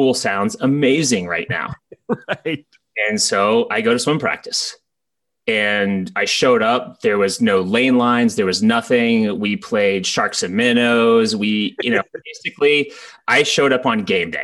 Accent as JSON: {"language": "English", "town": "Tallahassee", "region": "Florida", "country": "United States", "tie": "born or raised there", "also_born_or_lived": "Annapolis, Maryland / Coronado, California", "moved": "as an adult", "said": "growing up in Tallahassee, smaller town"}